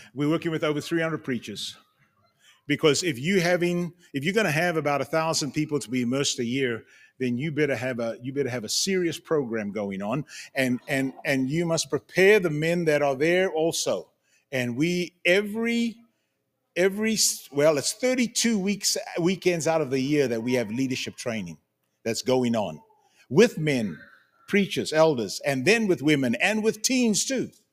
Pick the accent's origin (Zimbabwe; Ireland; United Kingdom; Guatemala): Zimbabwe; moved away; also born or lived in Cape Town, South Africa / United States; I was born in Cape Town, grew up in Zimbabwe, South Africa, born in South Africa, grew up in Zimbabwe.